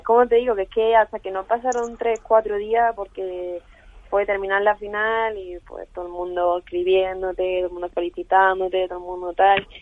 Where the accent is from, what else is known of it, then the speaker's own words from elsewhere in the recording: Málaga, Andalusia, Spain; now in Madrid, Spain; bajarme ya a mi tierra